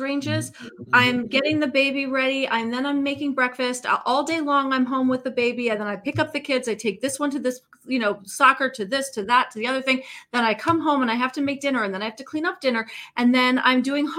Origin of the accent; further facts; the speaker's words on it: New York City, New York, United States; I grew up in Manhattan